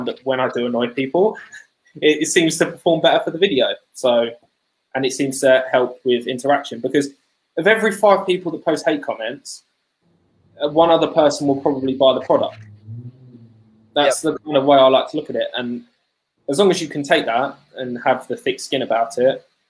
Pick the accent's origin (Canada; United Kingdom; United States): United Kingdom; I'm British